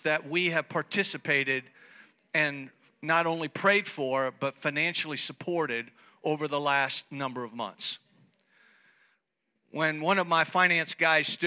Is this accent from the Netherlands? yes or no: no; Italy; moved away; also born or lived in United States; God brings me back after many years of living in America to come back to Italy to help my home country.